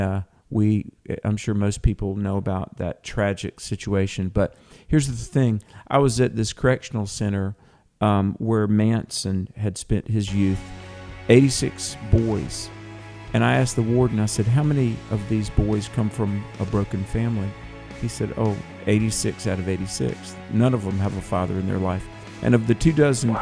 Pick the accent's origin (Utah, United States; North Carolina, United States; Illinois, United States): North Carolina, United States; accent: Southern; my home state of North Carolina